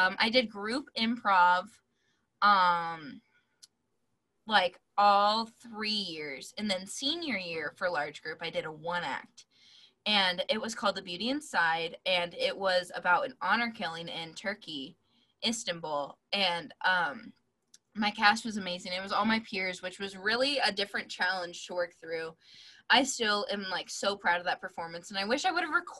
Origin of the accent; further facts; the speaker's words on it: Iowa, United States; She's my home state forever and always